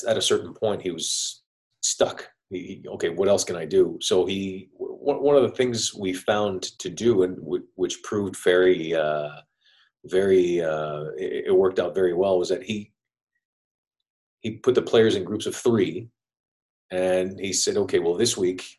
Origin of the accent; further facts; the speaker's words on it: Montreal, Quebec, Canada; now in Tampa, United States; I'm from Montreal, Canada